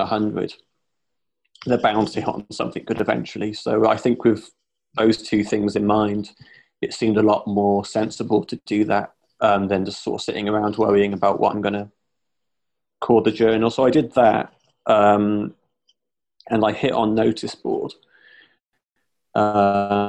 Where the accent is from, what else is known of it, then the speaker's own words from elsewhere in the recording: Gloucester, South West England, United Kingdom; moved away as an adult; now in Bristol, United Kingdom; Growing up in Gloucester, which is another city in the southwest